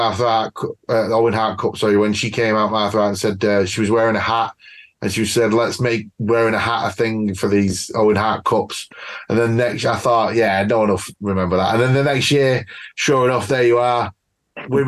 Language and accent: English; United Kingdom; I'm British as well